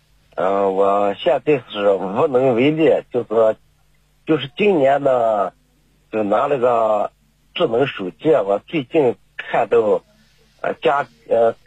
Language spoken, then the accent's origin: Chinese; Ningxia, China; 我是宁夏的。